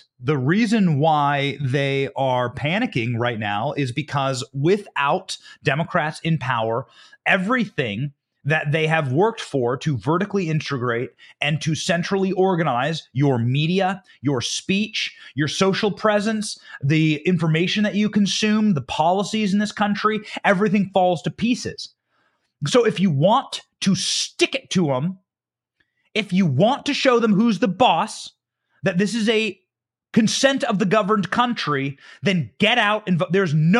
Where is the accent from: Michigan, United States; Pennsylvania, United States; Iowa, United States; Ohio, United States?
Iowa, United States; Hey, baby, buckle up. That's my home state senator. I used to intern for Chuck Grassley.